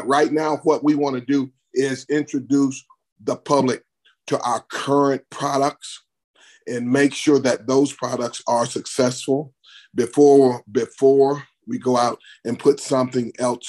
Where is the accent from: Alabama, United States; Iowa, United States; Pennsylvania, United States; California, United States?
Alabama, United States; Bessemer; born or raised there